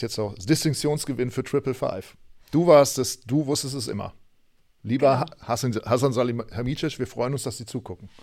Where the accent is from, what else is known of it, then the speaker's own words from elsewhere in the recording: Germany; ich komme aus Deutschland